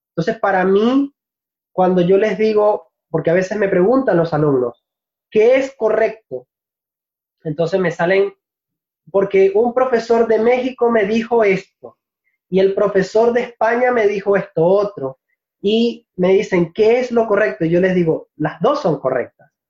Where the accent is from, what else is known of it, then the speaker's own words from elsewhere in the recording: Venezuela; es lo que nosotros comúnmente llamamos acento neutro como venezolano, a ver, tengo, eh, es difícil para algunas personas distinguir de dónde exactamente soy cuando hablo de una manera pausada.